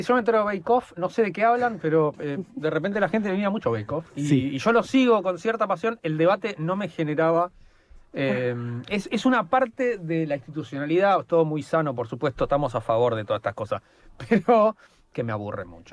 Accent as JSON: {"language": "Spanish", "region": "Buenos Aires", "country": "Argentina", "said": "somos de Buenos Aires"}